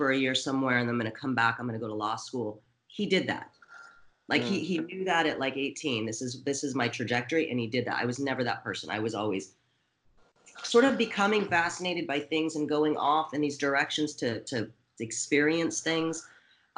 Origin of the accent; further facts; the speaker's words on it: Portland, Oregon, United States; also born or lived in San Francisco Bay Area, California; now in Los Angeles, United States; I'm originally from Portland, Oregon